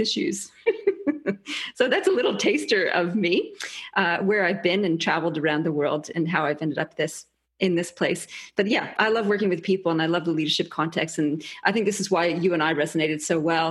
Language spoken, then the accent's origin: English; Canada; moved away as an adult; also born or lived in England; now in Australia; So I'm Canadian originally. I was actually born in England and then moved to Canada. I've been in Australia since 96